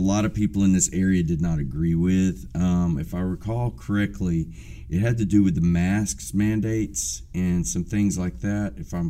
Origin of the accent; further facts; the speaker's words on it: Taylor County, Texas, United States; right here in my hometown, my home county, and that's Taylor County.